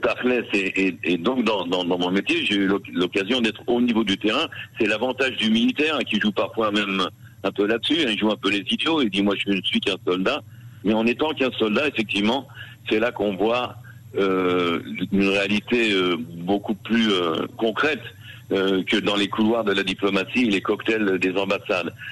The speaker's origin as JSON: {"language": "French", "town": "Paris", "region": "Île-de-France", "country": "France", "moved": "as an adult", "lives_now": "Israel", "said": "En tant que Parisien, justement, en tant que Français qui fait l'alia vers Israël"}